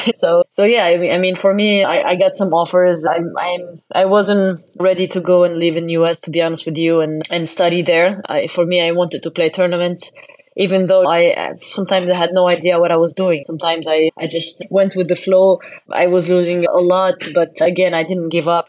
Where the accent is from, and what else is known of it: Tunisia; born or raised there